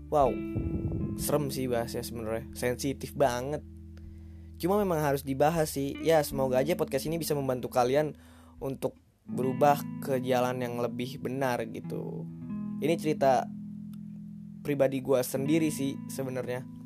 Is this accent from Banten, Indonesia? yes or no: yes; Tangerang, Banten, Indonesia; born there; umur gua 19 tahun sih. Gua lahir di Tangerang 11 Maret 2001.